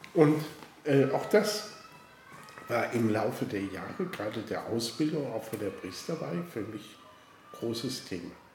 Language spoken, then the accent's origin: German; Koblenz, Rhineland-Palatinate, Germany; ich bin äh, aufgewachsen in Koblenz, bin dort zur Schule gegangen